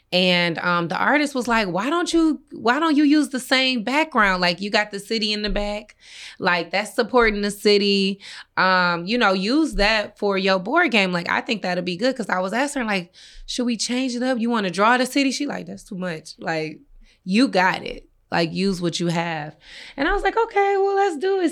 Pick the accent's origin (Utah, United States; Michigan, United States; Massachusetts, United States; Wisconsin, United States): Michigan, United States; Inkster; I'm from Inkster.